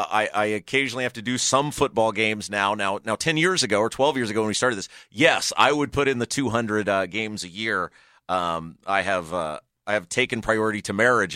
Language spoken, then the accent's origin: English; Brownsburg, Indiana, United States; like I grew up in Brownsburg